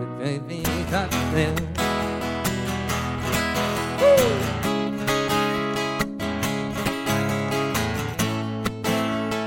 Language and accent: English; Treasure Coast, Florida, United States; also born or lived in Nashville; I grew up on the Treasure Coast, and we were living in Vero Beach.